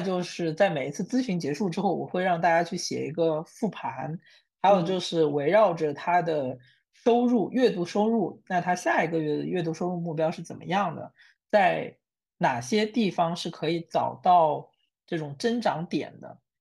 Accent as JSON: {"language": "Chinese", "town": "Wenzhou", "region": "Zhejiang", "country": "China", "said": "我自己作为一个温州人"}